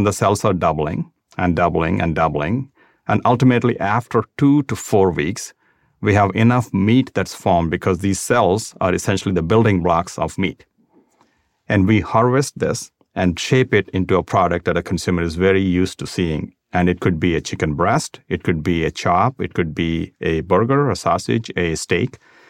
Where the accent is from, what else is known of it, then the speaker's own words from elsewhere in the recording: South India, India; That was just a neighbor to where I grew up in South India.